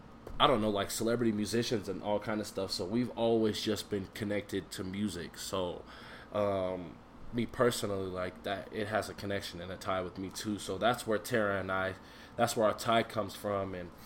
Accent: Denver, Colorado, United States; also born or lived in Aurora, Colorado; I am from Denver, Colorado. Born and raised. I'm in Aurora.

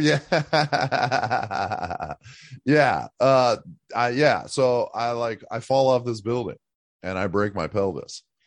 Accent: Erie, Pennsylvania, United States; moved away as an adult; I'm from Erie, Pennsylvania. Um, I grew up there till I was, like, eighteen

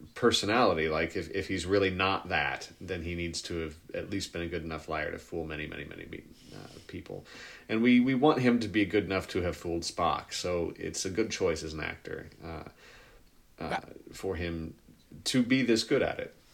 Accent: Kansas City, United States; I'm from Kansas City

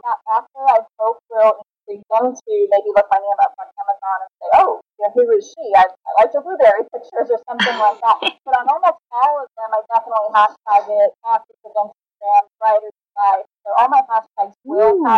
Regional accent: United Kingdom; I'm the Brit

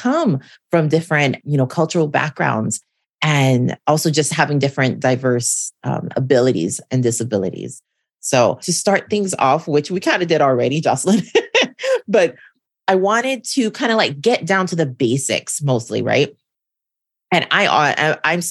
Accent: Hawaii, United States; also born or lived in Portland, Oregon; now in Los Angeles, United States; I was born and raised in Hawaii.

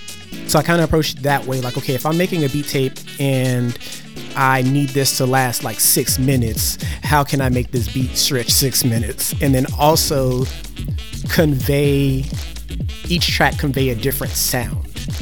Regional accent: Germany; I also, like I said, growing up in Germany, having access to German MTV as well as British MTV

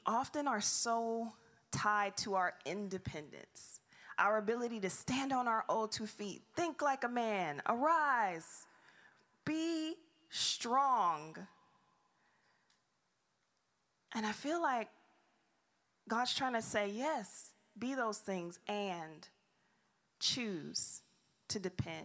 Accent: Detroit, Michigan, United States; moved away; I'm from Detroit

